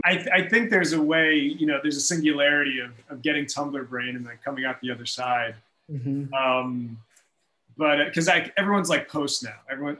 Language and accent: English; East Coast, United States; I look at myself as an Irish American. I grew up on the East Coast. I have family that, you know, has been in Irish communities in the East Coast for a long time.